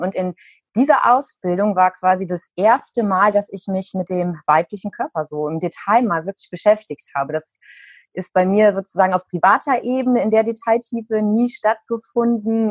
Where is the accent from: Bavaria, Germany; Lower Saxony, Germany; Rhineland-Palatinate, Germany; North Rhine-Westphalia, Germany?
North Rhine-Westphalia, Germany; Cologne; hier in Köln in meiner Heimat